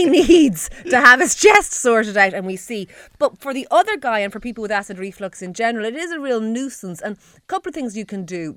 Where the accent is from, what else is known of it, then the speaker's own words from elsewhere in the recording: Ireland; We're Irish